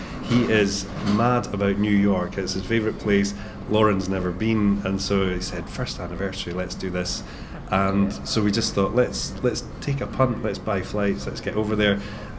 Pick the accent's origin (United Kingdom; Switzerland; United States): United Kingdom; Scotland; So we're clearly Scottish, but we don't tend to put too many vocals on there.